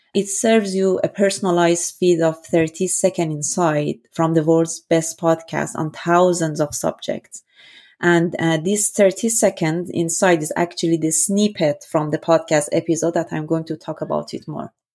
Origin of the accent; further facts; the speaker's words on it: Iran; moved away as an adult; also born or lived in Vienna, Austria; born and raised in Iran